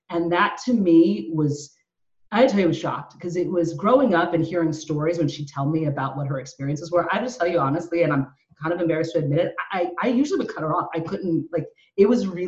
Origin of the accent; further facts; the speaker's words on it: Lexington, Kentucky, United States; born there; also born or lived in Phoenix / Memphis / Little Rock / St. Louis; I was born in Lexington, Kentucky. And what I always say to people is like, I grew up all over, lived in Phoenix, lived in Memphis, then Little Rock, and then St. Louis.